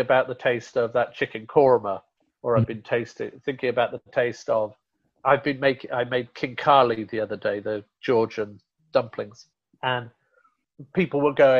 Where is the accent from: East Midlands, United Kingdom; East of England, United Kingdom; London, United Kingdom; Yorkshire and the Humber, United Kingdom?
Yorkshire and the Humber, United Kingdom; Rotherham; moved away; Yorkshire, where I'm from originally, Rotherham